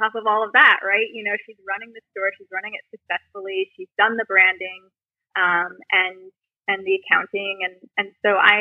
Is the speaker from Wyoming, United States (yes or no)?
yes; Jackson, Wyoming, United States; Jackson, Wyoming, which is where I grew up